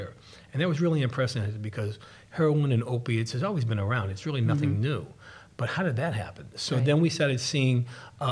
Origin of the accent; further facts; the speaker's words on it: West Bridgewater, Massachusetts, United States; I grew up in West Bridgewater, went to public schools, went to Boston College undergrad